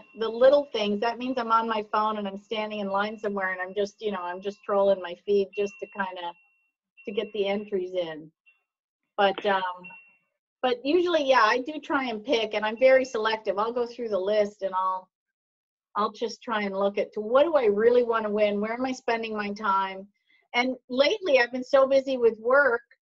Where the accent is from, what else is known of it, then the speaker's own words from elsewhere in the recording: Canada; I'm Canadian